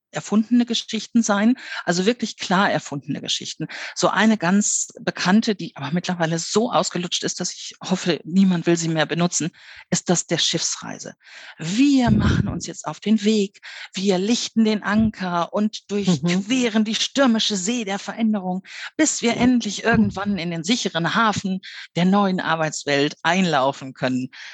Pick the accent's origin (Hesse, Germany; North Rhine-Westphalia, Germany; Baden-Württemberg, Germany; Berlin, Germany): North Rhine-Westphalia, Germany; Ruhr area; moved away; also born or lived in Bavaria; ich bin im Ruhrgebiet aufgewachsen. Mein Vater war auf der Zeche.